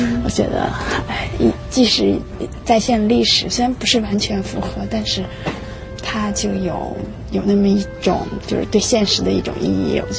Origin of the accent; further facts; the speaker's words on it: Xi'an, Shaanxi, China; now in United States; 然后我来自中国的西安，在美国快十年了。